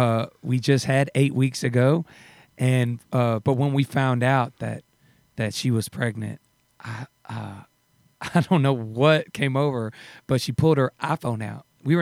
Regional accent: Douglasville, Georgia, United States; also born or lived in Tyler, Texas; I was born in Texas, in Tyler, Texas. {S1} Okay. {S2} And then when I was 10 years old, I moved out to Georgia, about 30 minutes outside of Atlanta, a town called Douglasville.

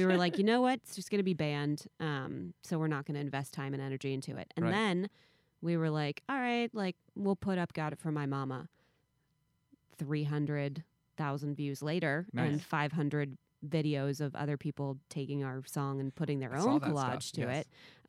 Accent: Tokyo, Japan; also born or lived in Virginia; now in United States; The funny thing is, I grew up in Tokyo. Well, between Virginia and Tokyo, but I never had sushi in Japan, ever.

